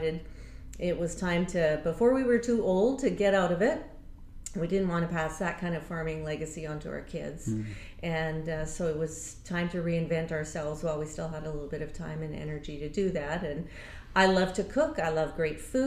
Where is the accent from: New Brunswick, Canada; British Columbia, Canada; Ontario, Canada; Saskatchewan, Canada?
British Columbia, Canada; Abbotsford; We both grew up in Abbotsford, both born and raised in Abbotsford, and grew up here